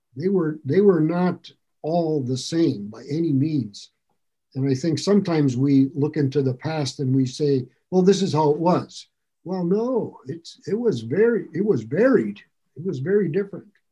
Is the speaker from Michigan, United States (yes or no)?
yes; Ironwood, Michigan, United States; moved away as an adult; also born or lived in Chicago, Illinois / Lake Worth, Florida; now in New Hampshire, United States; I grew up in Ironwood, Michigan. I was actually born in Chicago, but I was a month old when they moved back to Ironwood